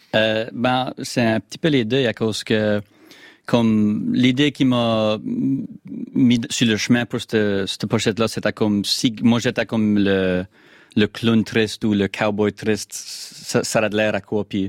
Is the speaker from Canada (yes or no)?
yes; Acadia, Canada; accent: Acadian; je suis un Acadien